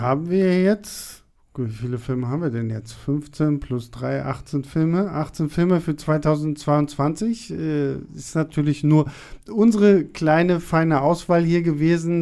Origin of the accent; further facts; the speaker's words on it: Rostock, Mecklenburg-Vorpommern, Germany; now in Berlin, Germany; ich bin in, in, in Rostock aufgewachsen